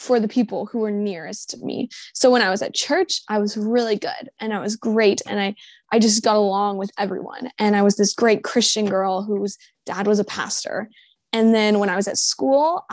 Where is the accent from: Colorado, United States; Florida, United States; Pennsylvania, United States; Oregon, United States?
Florida, United States; Jacksonville; I'm from Jacksonville, Florida